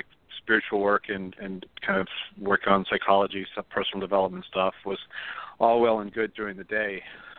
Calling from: Pennsylvania, United States; Hi, Michael. It's … from Pennsylvania.

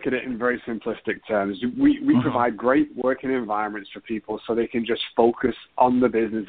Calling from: Houston, Texas, United States; So I'm calling from Houston, Texas.

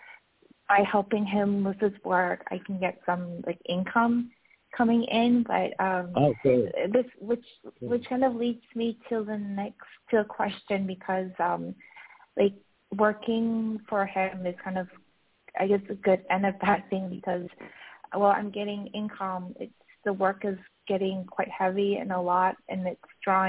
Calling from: Malaga, Andalusia, Spain; moved away; I'm calling from Malaga.

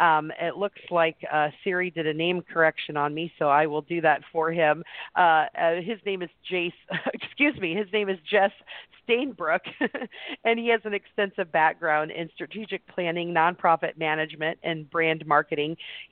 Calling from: Wimberley, Texas, United States; Hi, I'm calling today from Wimberley, Texas, the middle of nowhere near Austin.

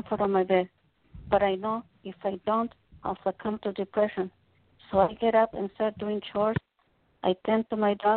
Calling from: Oxnard, California, United States; I'm calling from Oxnard, California.

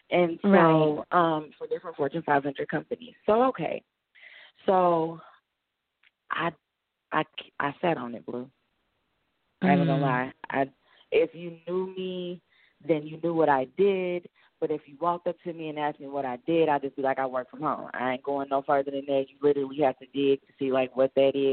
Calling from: Arkansas, United States; I'm calling from Arkansas

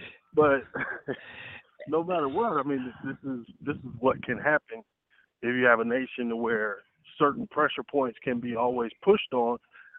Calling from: Atlanta, Georgia, United States; I'm in Atlanta.

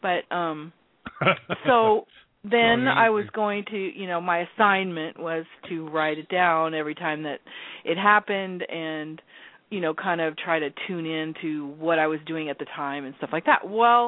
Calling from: Everett, Washington, United States

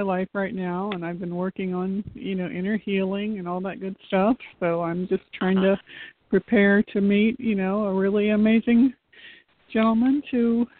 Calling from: Florida, United States; I'm calling from Florida.

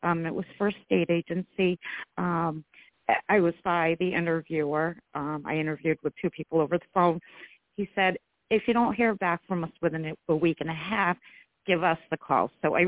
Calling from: New York, United States; I'm from New York.

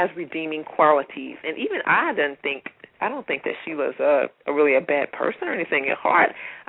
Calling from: Atlanta, Georgia, United States; Well, I'm calling from Atlanta, and I'm one of Pia's readers.

